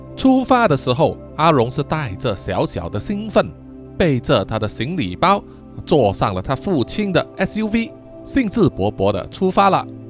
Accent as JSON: {"language": "Chinese", "country": "Malaysia", "said": "我们马来西亚人的俗称叫做非洲鱼"}